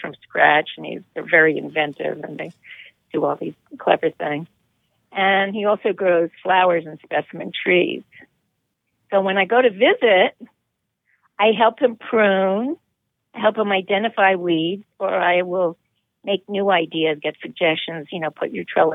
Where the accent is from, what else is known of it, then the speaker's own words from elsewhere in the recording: New York City, New York, United States; also born or lived in West Hampton Beach; I grew up in New York City and also one of its suburbs briefly, and spent many years in the concrete jungle